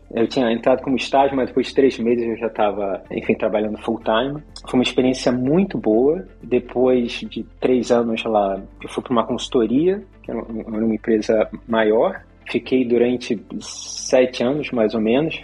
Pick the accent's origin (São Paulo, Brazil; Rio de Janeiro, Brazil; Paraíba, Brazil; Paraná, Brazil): Rio de Janeiro, Brazil; moved away as an adult; also born or lived in Poland; now in Netherlands; eu nasci no, no Rio de Janeiro